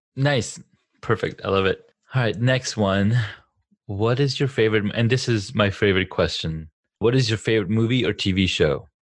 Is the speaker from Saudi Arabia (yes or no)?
yes; Saudi Arabia; also born or lived in California; now in United States; growing up in Saudi